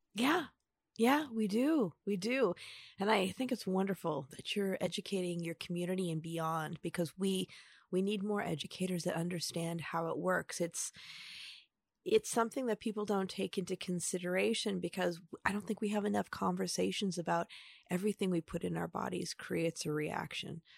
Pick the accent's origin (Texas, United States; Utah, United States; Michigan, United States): Michigan, United States; Upper Peninsula; growing up in the Upper Peninsula